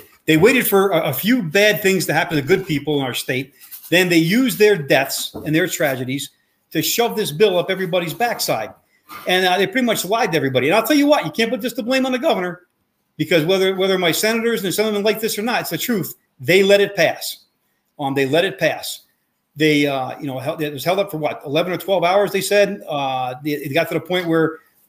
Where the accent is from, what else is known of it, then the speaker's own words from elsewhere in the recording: Kingston, New York, United States; I grew up in Kingston.